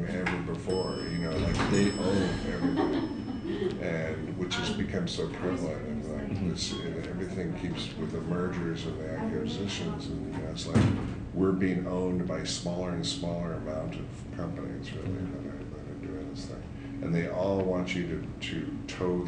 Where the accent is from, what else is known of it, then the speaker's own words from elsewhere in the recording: San Jose, California, United States; I grew up in San Jose, which had a lot of malls